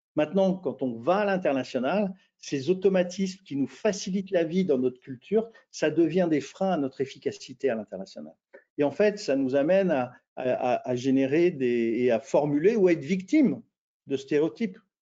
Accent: France; moi, bah, je suis français.

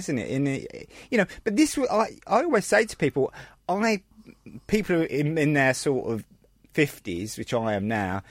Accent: London, United Kingdom; I was born in Bethnal Green.

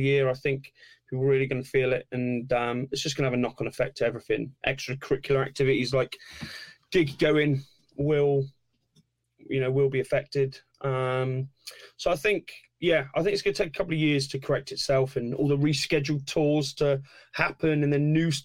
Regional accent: Torquay, South West England, United Kingdom; I'm from Torquay. Oh, where's that? Oh, it's in the southwest

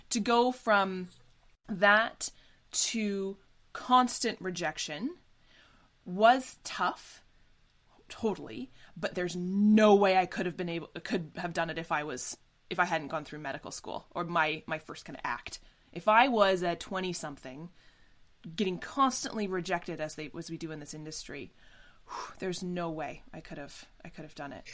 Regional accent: Canada; as Canadian actors

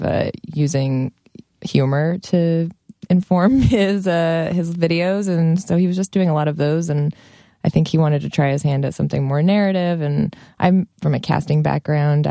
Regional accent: Long Beach, California, United States; now in New York, United States; I'm from Long Beach, California

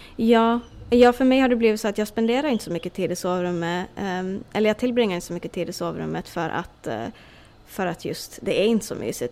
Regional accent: Åland Islands; moved away as an adult; now in Florida, United States; Jag har jobbat på motorfordonsbyrån hemma på Åland

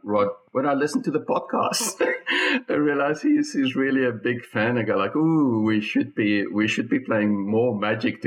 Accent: Bloemfontein, Free State, South Africa; now in Melbourne, Australia; my home country in Bloemfontein in South Africa

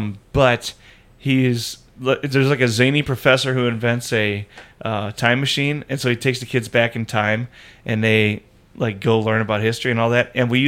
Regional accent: Indiana, United States; the congregation I grew up in, or that I was born into in Indiana

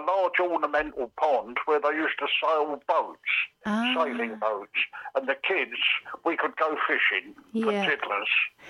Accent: London, United Kingdom; accent: Cockney; also born or lived in Reading; a Cockney born in a depression in 1933 in a slum.

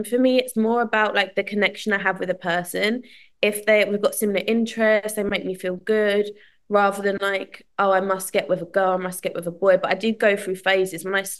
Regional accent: Southend-on-Sea, East of England, United Kingdom; I'm from Southend.

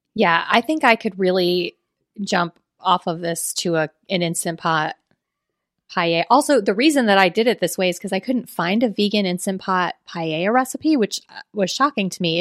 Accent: South Florida, United States; I'm from South Florida.

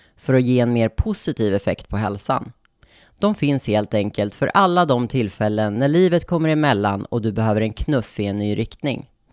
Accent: Norrland, Sweden; jag uppvuxen i Norrland

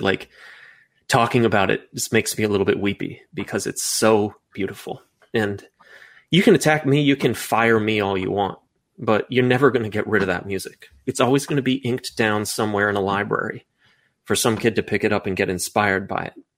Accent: United States; me as an American guy who grew up in the suburbs going to the mall

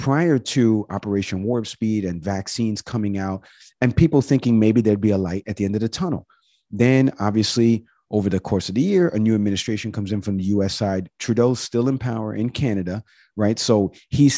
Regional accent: Harrison, New York, United States; moved away; my hometown, back in Harrison, New York

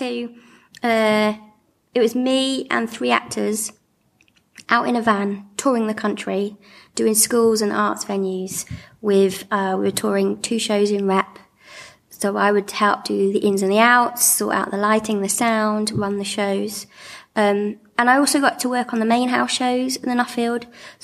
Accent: Gloucestershire, South West England, United Kingdom; moved away as an adult; now in Manchester, United Kingdom; growing up in Gloucestershire, being a disabled young person

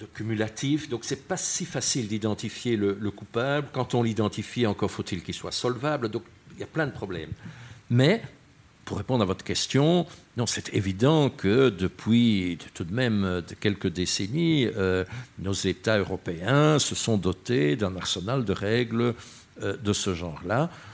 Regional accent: Brussels, Brussels-Capital Region, Belgium; je suis bruxellois

